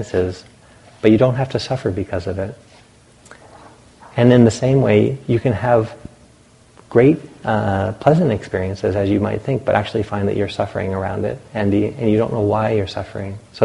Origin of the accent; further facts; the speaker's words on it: the Atlantic coast, East Coast, United States; moved away; I grew up on the Atlantic